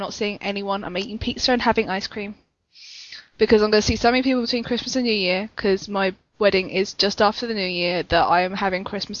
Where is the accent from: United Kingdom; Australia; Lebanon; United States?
United Kingdom; I'm British and stuck up.